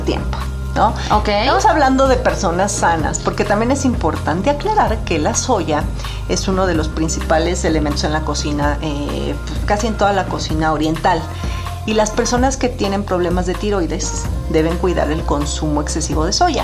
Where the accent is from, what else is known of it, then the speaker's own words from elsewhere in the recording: Mexico; En México comemos un sushi muy tropicalizado